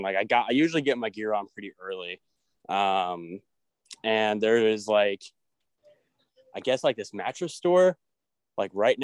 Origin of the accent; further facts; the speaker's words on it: Jacksonville, Illinois, United States; moved away as an adult; now in Taylorville, United States; I used to live in Jacksonville, Illinois. It's like my hometown, like my family still lives there